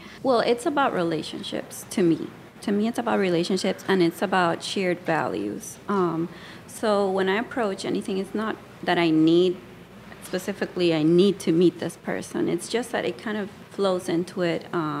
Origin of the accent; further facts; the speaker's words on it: Puerto Rico; moved away as an adult; now in United States; I came from the Caribbean, from the island.